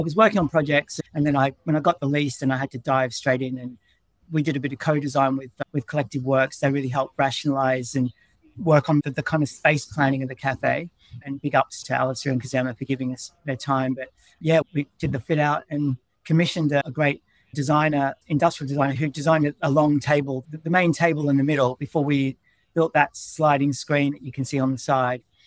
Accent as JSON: {"language": "English", "town": "Melbourne", "region": "Victoria", "country": "Australia", "also_born_or_lived": "Brisbane", "moved": "as an adult", "lives_now": "London, United Kingdom", "said": "I'm from Melbourne"}